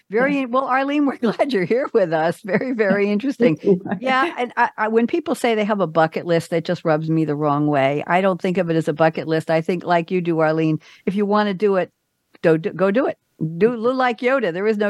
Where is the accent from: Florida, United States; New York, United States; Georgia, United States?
New York, United States; But I'm a New Yorker, so I don't know.